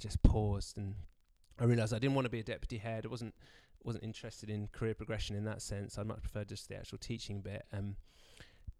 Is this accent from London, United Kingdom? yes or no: no; Brighton, South East England, United Kingdom; moved away as an adult; now in Canterbury, United Kingdom; I grew up in Brighton